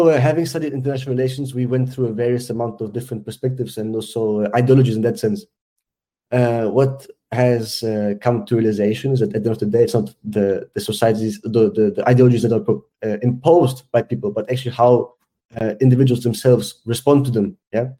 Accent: South Africa; also born or lived in Switzerland; Being Swiss South African, I know it's like to have everything and to have nothing, yeah?

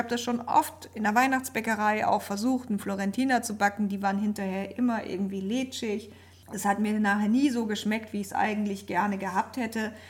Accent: Germany; Ich komme hier aus der Nähe von Bremen.

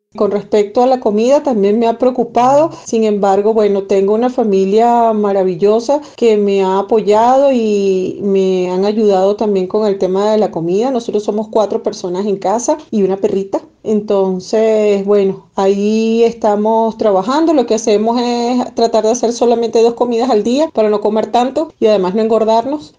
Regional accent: Venezuela; moved away as an adult; now in Quito, Ecuador; soy venezolana ecuatoriana, llegué hace cuatro años a este maravilloso país, resido en la ciudad de Quito

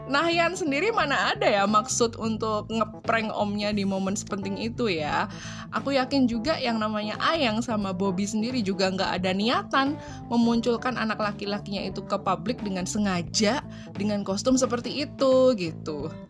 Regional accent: Surakarta, Central Java, Indonesia; aku itu lahir gede di Solo ya asli wong Solo loh aku ini.

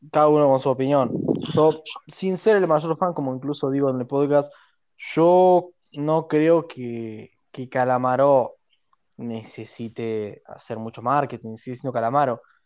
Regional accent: Argentina; nosotros hablamos español, cosa que prácticamente a este punto creo que el argentino es más un idioma que el, español

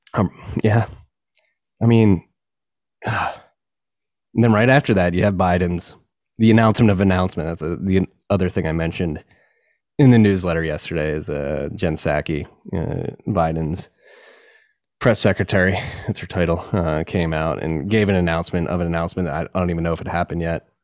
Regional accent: Pennsylvania, United States; my home state as well

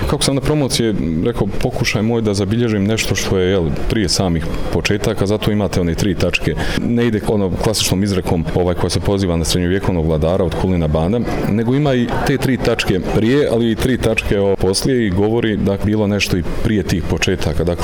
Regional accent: Tuzla area, Federation of Bosnia and Herzegovina, Bosnia & Herzegovina; U pitanju je govor kraja odakle sam ja odrastao, a radi se o jel, tuzlanskom kraju

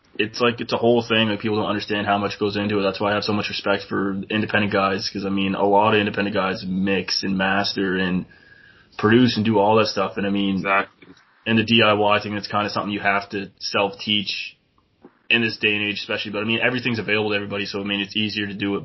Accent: New Brunswick, Canada; I'm from New Brunswick

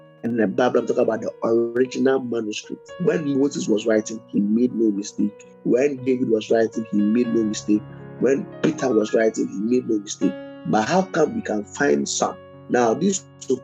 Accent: Ghana; I'm a Ghanaian

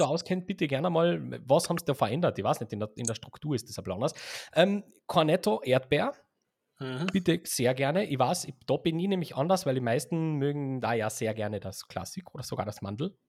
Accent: Austria; wir sind ja Österreicher

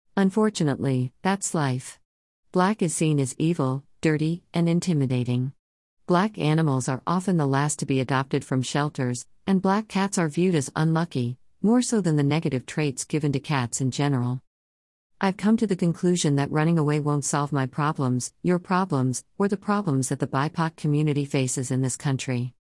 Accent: United States; I was born here and I will die here.

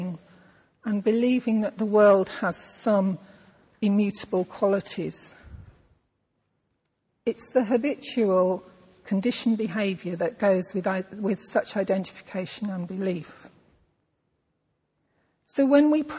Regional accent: England, United Kingdom; I am a white, middle-class English woman

